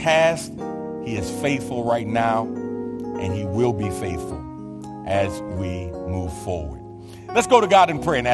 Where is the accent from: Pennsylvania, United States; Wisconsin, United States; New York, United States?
New York, United States; New York City; born or raised there; moved away